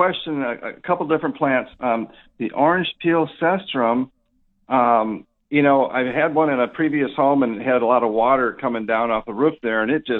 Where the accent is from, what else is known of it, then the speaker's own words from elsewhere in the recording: Wisconsin, United States; now in Texas, United States; I remember growing up in Wisconsin back in the early 80s